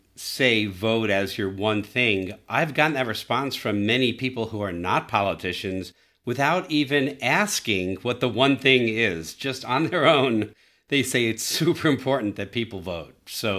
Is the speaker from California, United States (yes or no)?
yes; San Diego, California, United States; making my hometown a better place to live. And I'm glad that part of making San Diego a better place to live is by reducing greenhouse gases.